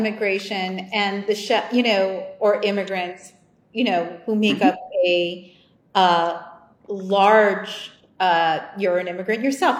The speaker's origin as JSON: {"language": "English", "region": "outside New York City", "country": "United States", "tie": "born or raised there", "moved": "yes", "lives_now": "Washington, D.C., United States", "said": "I grew up outside New York City."}